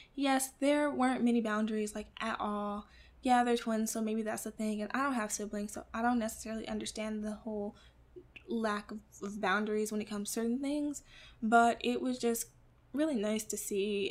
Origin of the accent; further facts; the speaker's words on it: Midwest, United States; I grew up in the Midwest in an apartment with my mother and my grandmother